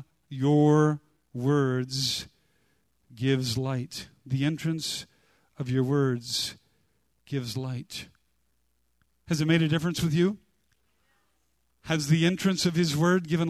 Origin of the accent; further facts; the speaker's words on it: United States; I grew up near the Bonneville Dam